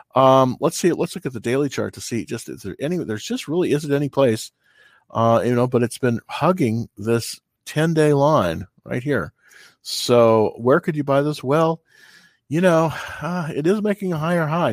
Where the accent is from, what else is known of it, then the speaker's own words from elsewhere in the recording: California, United States; moved away; I'm from California originally